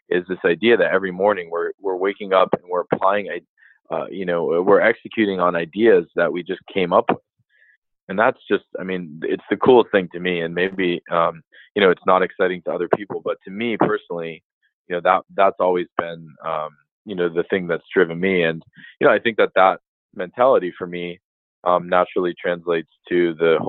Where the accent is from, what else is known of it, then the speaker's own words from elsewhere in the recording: Massachusetts, United States; I'm from Massachusetts